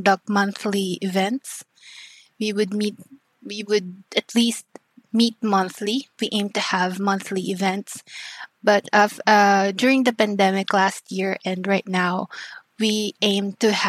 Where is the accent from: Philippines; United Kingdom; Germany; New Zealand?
Philippines; Mimaropa; now in Makati, Philippines; I'm originally from Palawan, if you know that island